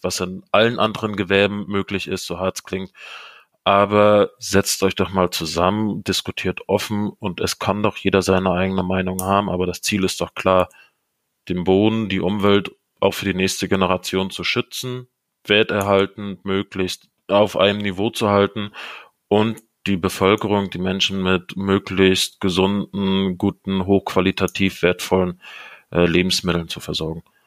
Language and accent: German; Germany; bei uns in Deutschland